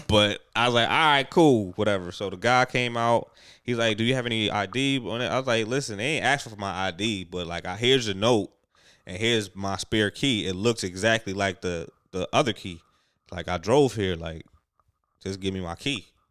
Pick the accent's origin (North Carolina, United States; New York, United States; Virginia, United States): New York, United States; I'm a New Yorker